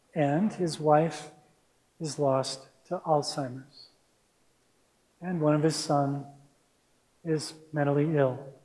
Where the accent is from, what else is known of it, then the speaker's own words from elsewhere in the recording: Minneapolis, Minnesota, United States; also born or lived in Santa Rosa, California; now in Mill Valley, United States; I grew up in Minneapolis, Minnesota